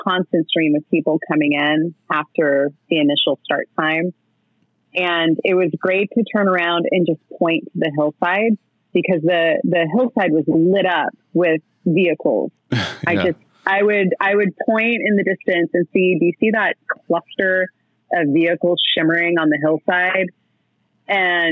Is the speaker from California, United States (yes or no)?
yes; California, United States; I'm from California